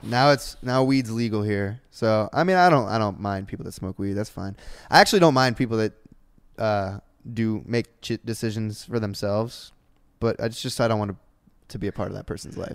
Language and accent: English; Ohio, United States; now in Los Angeles, United States; I was from Ohio, and all I knew was Ohio, and then I moved out here